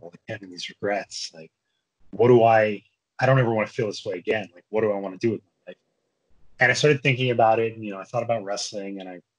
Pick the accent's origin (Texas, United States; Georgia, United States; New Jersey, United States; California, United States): New Jersey, United States; born and brought up in New Jersey